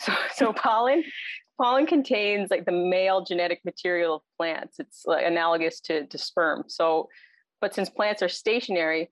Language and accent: English; Cape Breton, Nova Scotia, Canada; moved away as an adult; also born or lived in Halifax; now in Alberta, Canada; I'm originally from Cape Breton. I think all of us end up in Alberta at some point or other from out east.